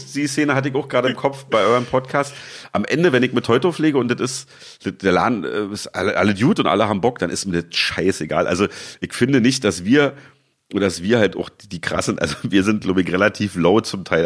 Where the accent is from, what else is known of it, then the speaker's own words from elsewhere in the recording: Berlin, Germany; also born or lived in Leipzig; ich bin in Leipzig geboren und mit einem Jahr nach Berlin gezogen, ungefragt, musste ich mit und lebe jetzt hier seit 43,5 Jahren.